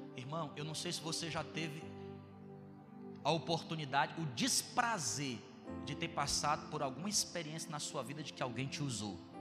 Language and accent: Portuguese; Ceará, Brazil; also born or lived in Bom Jardim; eu sou do Ceará